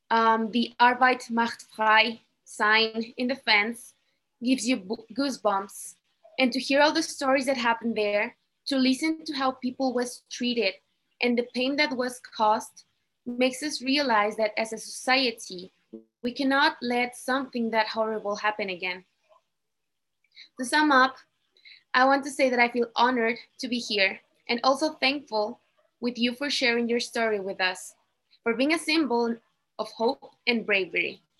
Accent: Mexico; I'm 22 years old and I'm from Mexico.

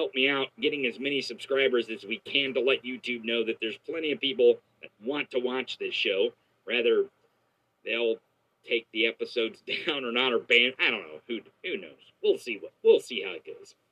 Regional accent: Missouri, United States; my home state of Missouri

